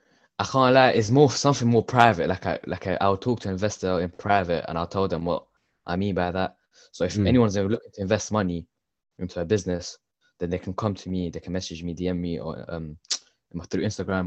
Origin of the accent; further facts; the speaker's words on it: Ilford, London, United Kingdom; I grew up in East London, Ilford.